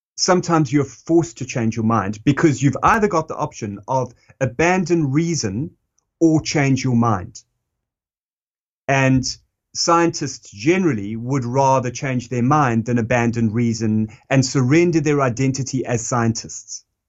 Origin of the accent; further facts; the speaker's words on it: South Africa; moved away; that's me as a South African and, and, you know, and that's me kind of coming of age in, in the time that he was really, uh, talking to the country.